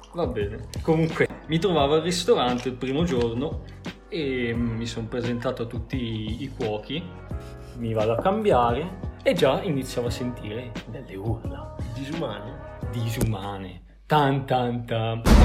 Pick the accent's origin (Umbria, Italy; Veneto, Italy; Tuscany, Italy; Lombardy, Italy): Lombardy, Italy; Bergamo; noi bergamaschi